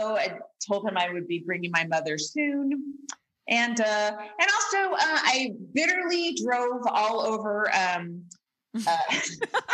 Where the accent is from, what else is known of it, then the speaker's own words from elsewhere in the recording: Bay Area, California, United States; moved away; my hometown